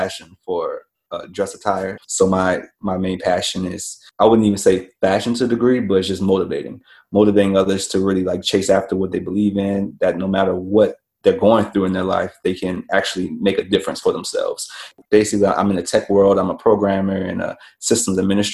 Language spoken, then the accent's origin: English; New Orleans, Louisiana, United States; I'm born and raised in New Orleans, Louisiana